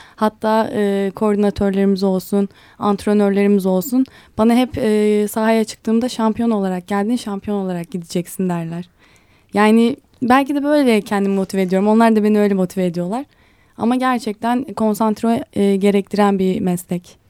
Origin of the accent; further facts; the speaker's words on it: Ankara, Turkey; also born or lived in Istanbul; Ankaralıyım ben. Ankara'da yaşıyorum.